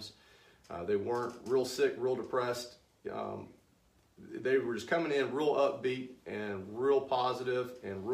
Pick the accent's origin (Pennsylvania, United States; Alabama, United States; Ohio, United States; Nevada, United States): Alabama, United States; Anniston; moved away as an adult; now in Birmingham, United States; I'm from Anniston, so I had a practice there